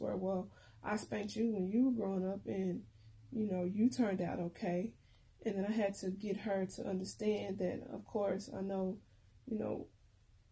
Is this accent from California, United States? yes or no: no; Pine Bluff, Arkansas, United States; when I was a little girl growing up in Pine Bluff